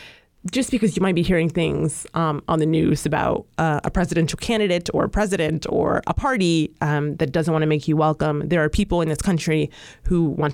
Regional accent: United States; I am African American, so this is my home.

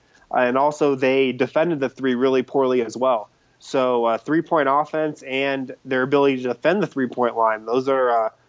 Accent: New York, United States; born there; I was born in New York, so I do have a John Starks Knicks jersey

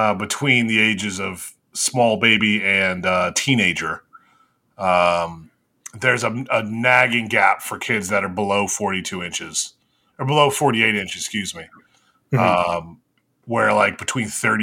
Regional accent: United States; I'm American

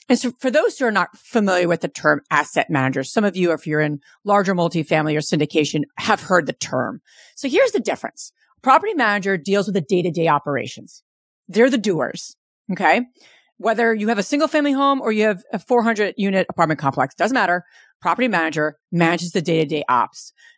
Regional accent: New Jersey, United States; born and raised in New Jersey, Jersey girl.

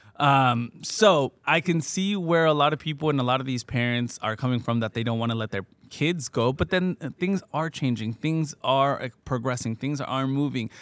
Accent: Fontana, California, United States; also born or lived in Michoacán; I grew up in Fontana

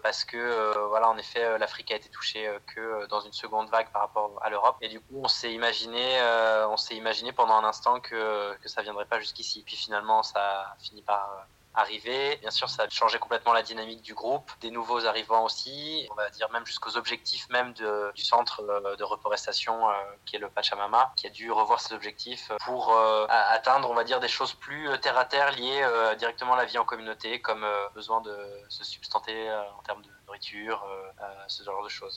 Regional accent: Burgundy, Bourgogne-Franche-Comté, France; moved away; also born or lived in Paris; je suis de Paris aussi, mais originaire de Bourgogne à l'origine

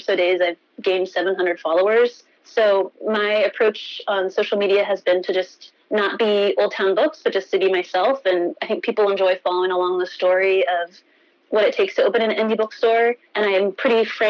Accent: Alexandria, Virginia, United States; moved away as an adult; also born or lived in New York; I grew up here. I'm like coming back home

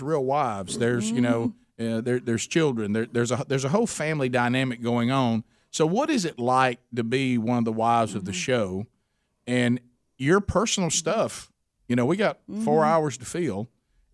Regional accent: Alabama, United States; we're from Alabama

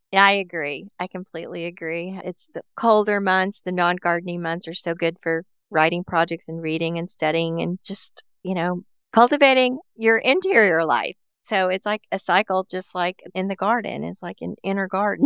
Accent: Appalachia, United States; I grew up around in Appalachia

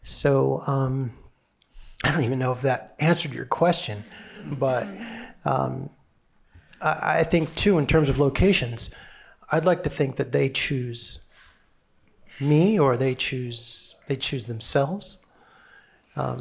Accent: Connecticut, United States; moved away as an adult; also born or lived in New York; I grew up in Connecticut

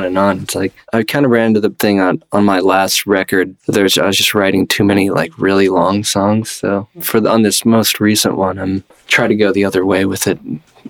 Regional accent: Cleveland, Ohio, United States; moved away as an adult; now in New York, United States; Originally from Cleveland, Ohio

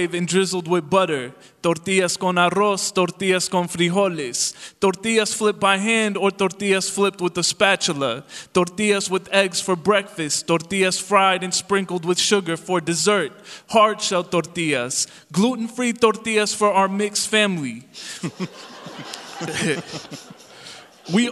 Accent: Calumet City, Illinois, United States; English is a second language; I grew up in Calumet City, Illinois, in the south suburbs of Chicago

